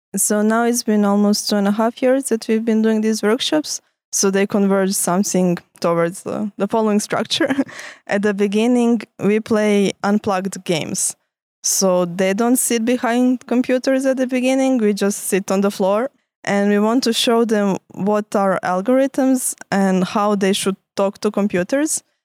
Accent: Croatia; moved away as an adult; now in Lausanne, Switzerland; I come from Croatia. That's where I studied

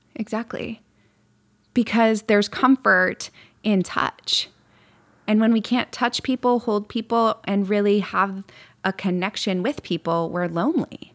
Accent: Midwest, United States; moved away; I grew up in the Midwest

